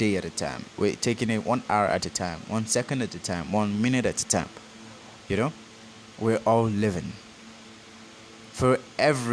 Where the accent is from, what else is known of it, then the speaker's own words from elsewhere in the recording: Nigeria; Forgive my accent. I am a Nigerian